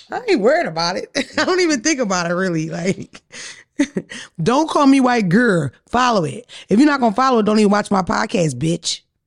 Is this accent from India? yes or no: no; Philadelphia, Pennsylvania, United States; I'm from Philadelphia area